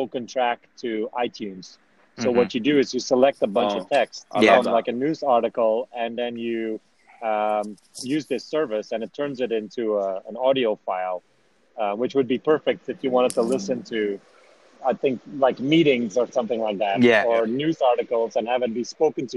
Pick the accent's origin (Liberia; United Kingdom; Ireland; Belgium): Belgium; I come from Belgium